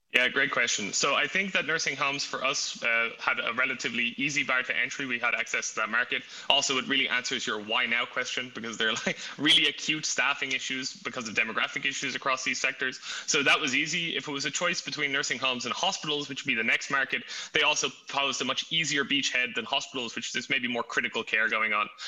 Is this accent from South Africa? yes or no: no; Ireland; now in Berlin, Germany; I'm actually uh, Irish. So if you hear an accent, it is not it is not German